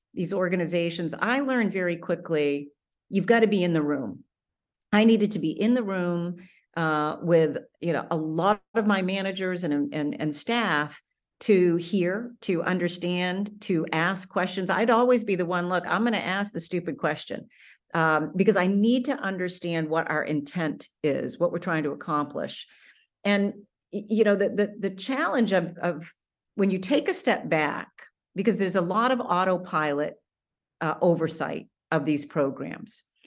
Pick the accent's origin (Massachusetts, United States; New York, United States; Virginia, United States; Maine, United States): Maine, United States; also born or lived in Washington D.C. / Atlanta, Georgia; back in my home state of Maine